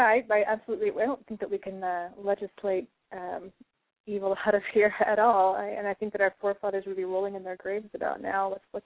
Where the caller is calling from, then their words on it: Fairfax, Virginia, United States; I'm from Fairfax, Virginia.